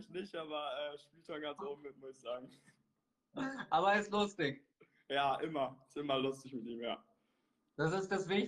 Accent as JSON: {"language": "German", "country": "Germany", "said": "Aber natürlich als Deutscher muss ich auch mit Leon gehen"}